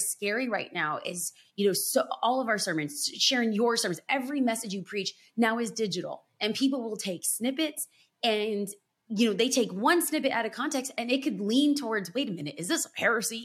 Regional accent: Los Angeles, California, United States; I'm born and raised in Los Angeles

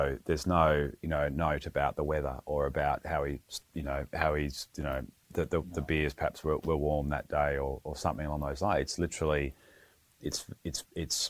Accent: Western Australia, Australia; growing up in Western Australia, it's reasonably conservative household

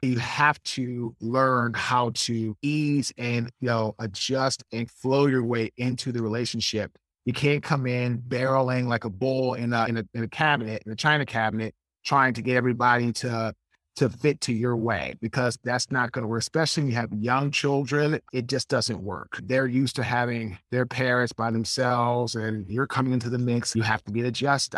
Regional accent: Washington, District of Columbia, United States; I'm originally from Washington, D C, I, I went to Saint John's College High School

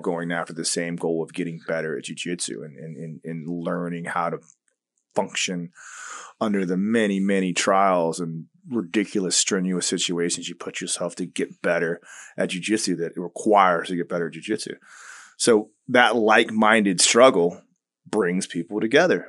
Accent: Tampa, Florida, United States; also born or lived in Long Island, New York / Turkey; I was going into kindergarten when we moved to Tampa

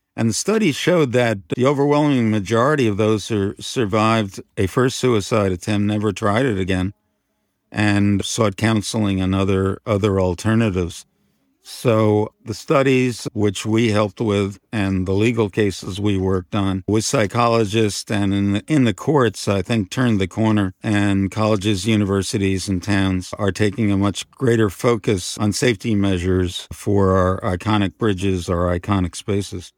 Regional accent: Pelham, New York, United States; also born or lived in Bronx, New York; I was born in the, uh, Bronx, New York, and grew up primarily and went to high school in Pelham, New York

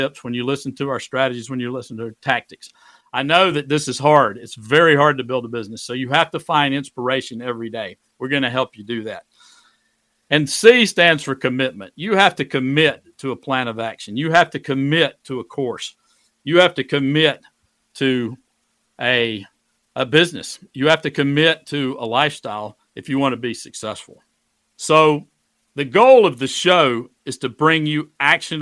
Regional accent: Greenwood, South Carolina, United States; moved away as an adult; now in Shenandoah Valley, Virginia, United States; I moved back to my hometown of Greenwood, South Carolina

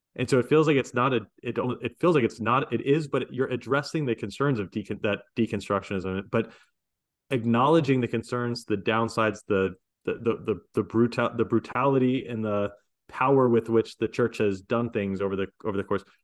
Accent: United States; I'm American

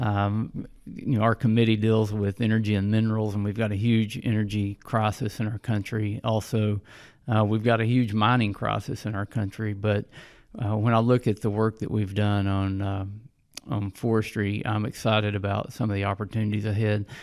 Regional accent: Hot Springs, Arkansas, United States; I grew up in Hot Springs, Arkansas, was born and raised

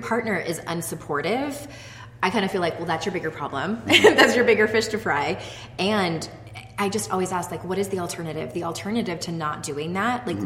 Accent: San Diego, California, United States; moved away as an adult; now in Utah, United States; when we moved from my hometown of San Diego to the state of Utah

